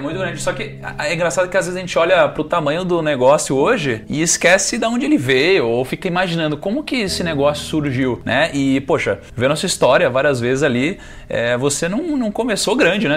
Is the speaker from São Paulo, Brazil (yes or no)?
no; Rio de Janeiro, Brazil; eu sou carioca